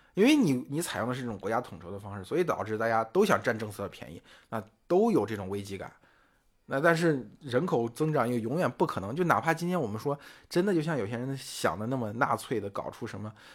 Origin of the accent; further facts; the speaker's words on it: China; 我们中国人